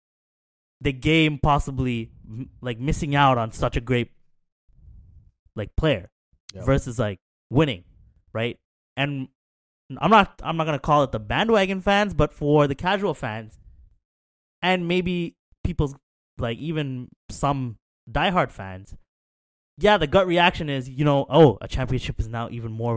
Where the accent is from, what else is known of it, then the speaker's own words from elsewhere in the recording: Canada; us as Canadian basketball fans